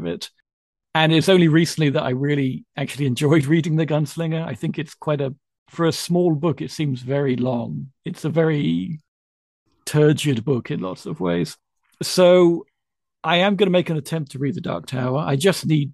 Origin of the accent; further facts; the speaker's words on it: Ducklington, South East England, United Kingdom; I grew up in Oxfordshire in a very tiny little village called Ducklington